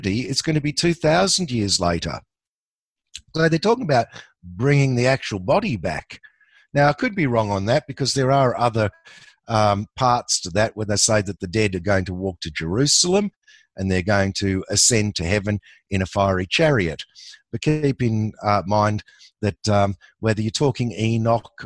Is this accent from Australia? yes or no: yes; Australia; I'm an Aussie